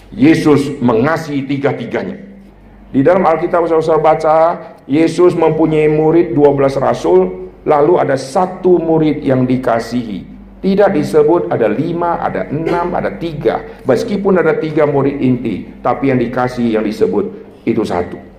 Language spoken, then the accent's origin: Indonesian; North Sumatra, Indonesia; Dulu saya dibesarkan di Sumatera Utara. Sumatera Utara itu terkenal budaya yang keras